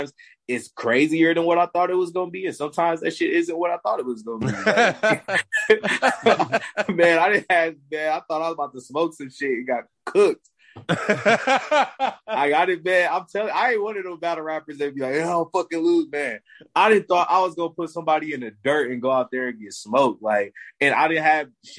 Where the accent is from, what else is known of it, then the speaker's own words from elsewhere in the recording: Michigan, United States; I live somewhere cold, bro. I'm from Michigan.